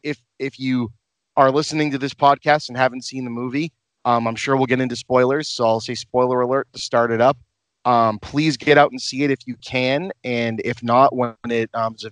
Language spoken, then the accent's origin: English; Lynn, Massachusetts, United States; Ryan and I grew up in Lynn, Massachusetts, where I still live, a large city just north of Boston. We both attended Sacred Heart School, a Catholic elementary school in Lynn.